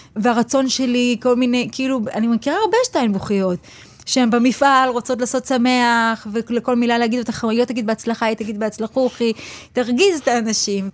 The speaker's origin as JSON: {"language": "Hebrew", "town": "Petah Tikva", "region": "Central District", "country": "Israel", "said": "אני מפתח תקווה ואני לשם שייכת"}